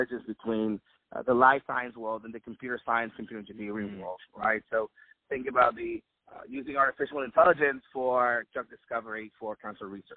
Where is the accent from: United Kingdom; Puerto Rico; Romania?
Puerto Rico; Guayama; I grew up in Guayama, Puerto Rico